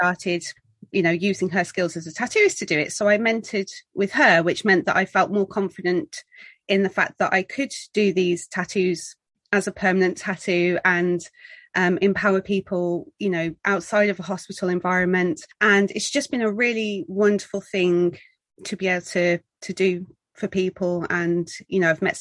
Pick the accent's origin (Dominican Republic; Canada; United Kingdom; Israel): United Kingdom; Birmingham, West Midlands; moved away as an adult; now in Worcestershire, United Kingdom; I'm originally from Birmingham in the UK